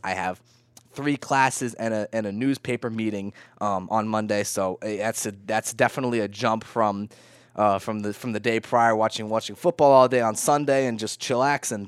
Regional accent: Vermont, United States; I'm from Vermont.

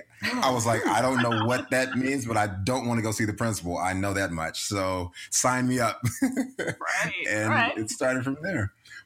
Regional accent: the South, United States; I'm from the South, as Jennifer mentioned.

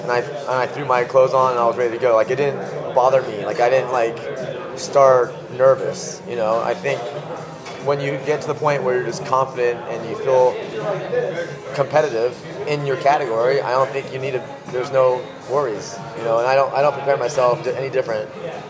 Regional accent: California, United States; So I think growing up in Northern California, I think it's a big food culture.

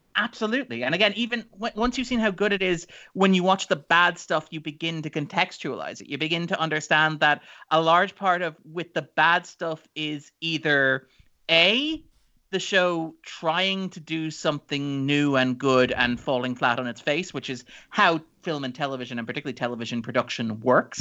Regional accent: Ireland

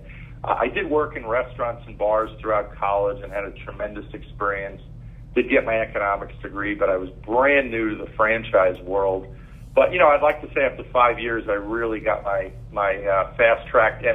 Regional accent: New York, United States; I grew up in New York, so Dad was on Wall Street

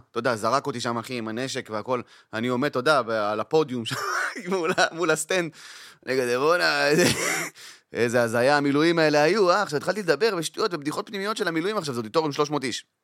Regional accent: Kiryat Arba, West Bank, Palestine; גדלתי בקריית ארבע.

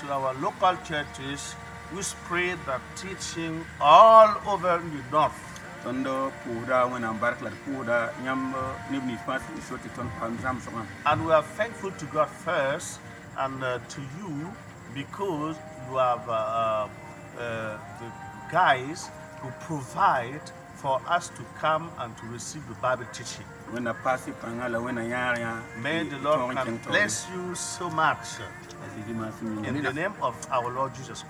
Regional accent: Dori, Sahel, Burkina Faso; I'm from Dori in the north.

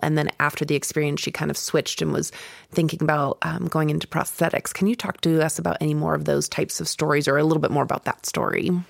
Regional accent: Kentucky, United States; moved away; I was born here, but I grew up in Kentucky

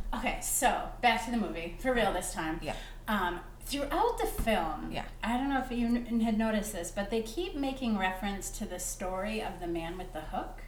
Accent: Chicago, Illinois, United States; I'm from Chicago or the States

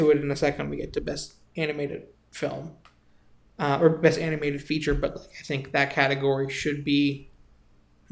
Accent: United States; being the American that I am, that does not understand nearly enough Spanish

